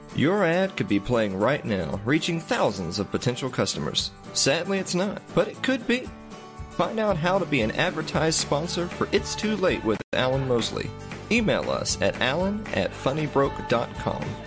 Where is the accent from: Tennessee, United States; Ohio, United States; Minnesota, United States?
Tennessee, United States; I'm from Tennessee.